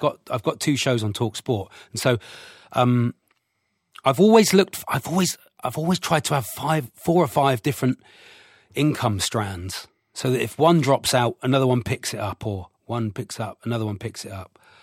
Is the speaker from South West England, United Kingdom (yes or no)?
yes; Devon, South West England, United Kingdom; I'm from Devon.